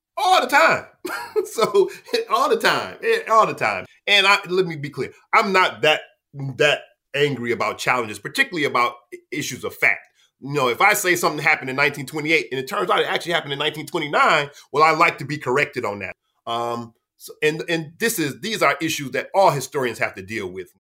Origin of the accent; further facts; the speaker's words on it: Detroit, Michigan, United States; I was born and raised in the city of Detroit, right at the border of Detroit and Highland Park